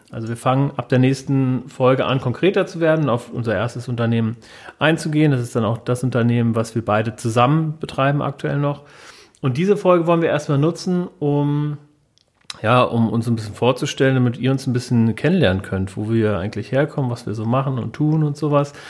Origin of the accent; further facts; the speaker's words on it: Wiesbaden, Hesse, Germany; bin hier geboren, hier ist in Wiesbaden